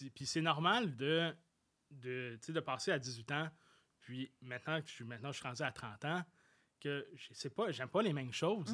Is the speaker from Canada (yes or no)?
yes; Saint-Jean-sur-Richelieu, Quebec, Canada; je suis revenu chez moi, à Saint-Jean-sur-Richelieu, au cégep de Saint-Jean